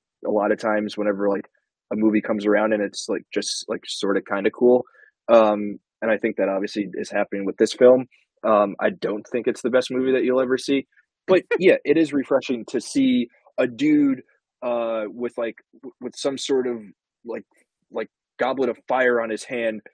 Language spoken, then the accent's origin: English; United States; as an American